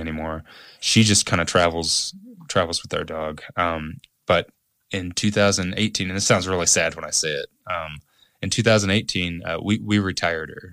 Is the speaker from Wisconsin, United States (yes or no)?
no; Evansville, Indiana, United States; moved away as an adult; my hometown in Evansville